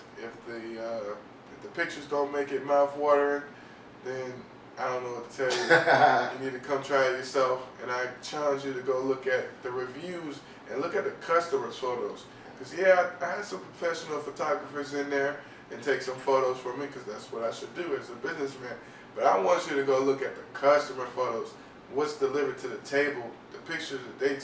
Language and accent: English; the South, United States; now in South Florida, United States; I grew up in the South, I was raised in the South